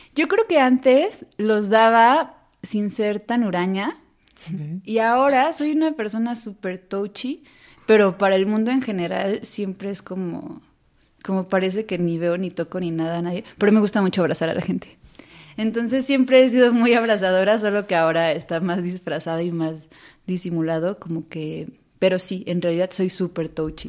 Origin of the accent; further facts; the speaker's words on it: Xalapa, Veracruz, Mexico; moved away; soy jalapeña y creo que, pues sí, eso hay algo pienso que uno, eh, o sea, el carácter, sí, es, sí te constituye donde creciste. Entonces yo crecí en una ciudad donde no sale el sol.